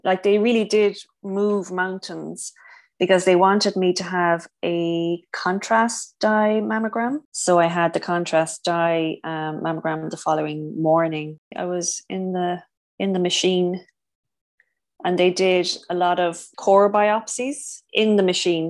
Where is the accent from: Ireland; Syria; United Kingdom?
Ireland; also born or lived in Cork; So I'm from Ireland. I live in Cork, which is down in the south.